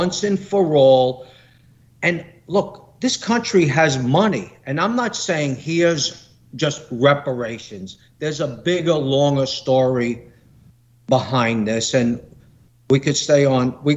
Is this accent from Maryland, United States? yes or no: no; New York City, New York, United States; I grew up in Brooklyn